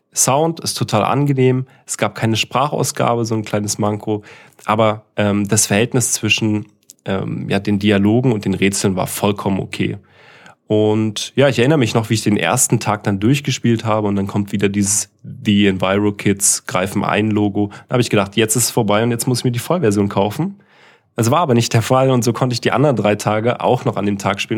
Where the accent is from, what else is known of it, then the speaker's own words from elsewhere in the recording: East Germany, Germany; moved away; also born or lived in Karlsruhe; Ich komme ja aus dem Osten